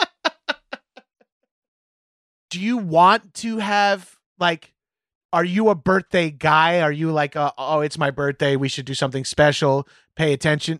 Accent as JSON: {"language": "English", "region": "New York", "country": "United States", "moved": "yes", "lives_now": "Los Angeles, United States", "said": "as East Coast, as New Yorkers"}